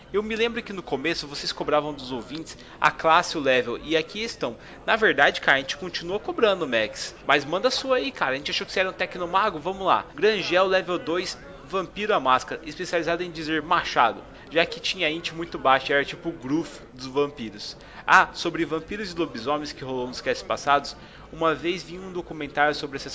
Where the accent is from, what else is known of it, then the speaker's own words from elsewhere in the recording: Niterói, Rio de Janeiro, Brazil; mas tenho 34 anos, sou de Niterói e trabalho no escritório de advocacia.